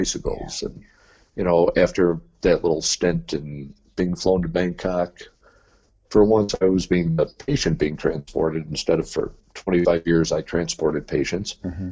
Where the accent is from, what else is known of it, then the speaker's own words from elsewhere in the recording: Rochester, New York, United States; from my hometown, Rochester, New York, to Seattle